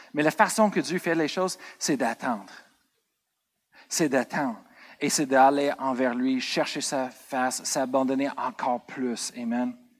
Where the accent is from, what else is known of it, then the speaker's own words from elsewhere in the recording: United States; moved away; Moi, je viens des États-Unis